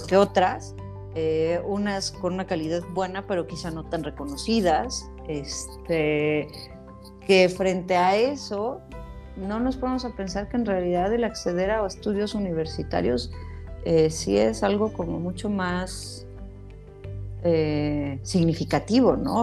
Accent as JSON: {"language": "Spanish", "country": "Mexico", "said": "como mexicanos"}